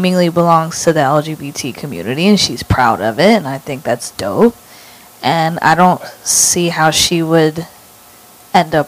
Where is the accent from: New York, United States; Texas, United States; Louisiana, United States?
New York, United States; New York City; I'm from Harlem